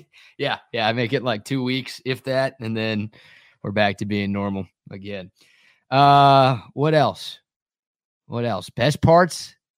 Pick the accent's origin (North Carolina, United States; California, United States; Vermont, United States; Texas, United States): Texas, United States; Dallas; growing up in the Metroplex